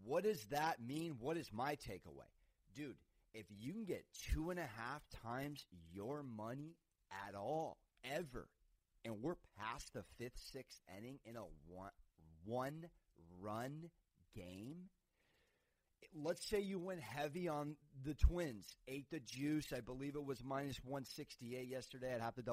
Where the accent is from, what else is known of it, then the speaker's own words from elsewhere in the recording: San Diego, California, United States; the San Diego Padres, my hometown team